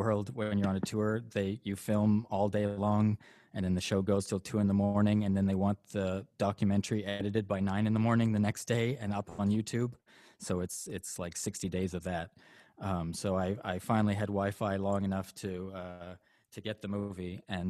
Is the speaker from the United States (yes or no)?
no; Canada; Yeah, I'm Canadian. I'm raised by a Catholic, lapsed Catholic mom.